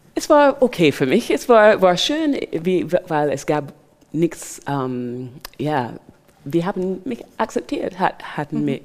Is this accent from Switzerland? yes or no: no; Barbados; German is a second language; also born or lived in England; now in Germany; ich bin in Barbados aufgewachsen